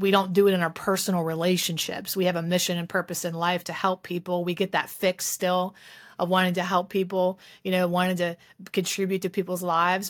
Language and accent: English; West Virginia, United States; That's where I'm from. I'm from West Virginia.